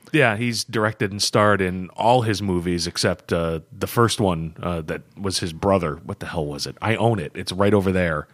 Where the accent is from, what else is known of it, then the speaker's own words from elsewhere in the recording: United States; as an American